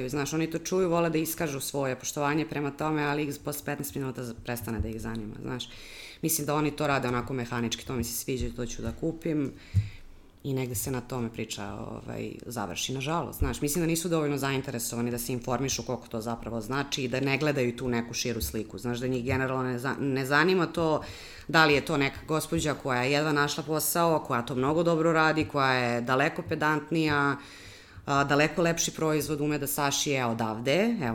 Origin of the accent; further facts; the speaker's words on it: Serbia; kod nas u Srbiji